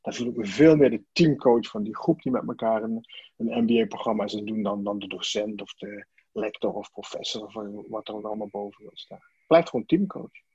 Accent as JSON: {"language": "Dutch", "town": "Sittard", "region": "Limburg", "country": "Netherlands", "tie": "born or raised there", "also_born_or_lived": "Amsterdam", "moved": "as an adult", "said": "ik kom uit Sittard vandaan. En, in Sittard daar ben ik geboren als, uh, als mijnwerkerszoon"}